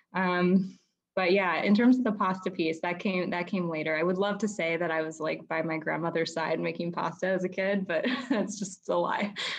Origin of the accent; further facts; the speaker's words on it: United States; I grew up outside of Washington, D.C.